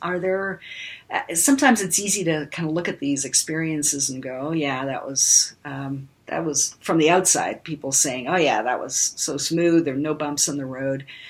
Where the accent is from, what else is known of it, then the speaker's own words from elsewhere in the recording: Canada; also born or lived in Germany / United States; I was one year old when we moved to Canada